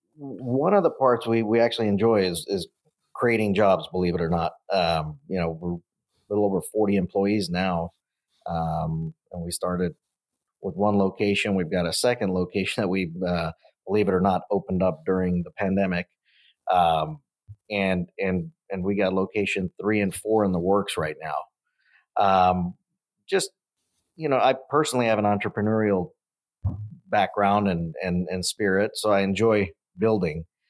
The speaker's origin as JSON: {"language": "English", "area": "Central Valley", "region": "California", "country": "United States", "tie": "born or raised there", "said": "we grew up in the Central Valley"}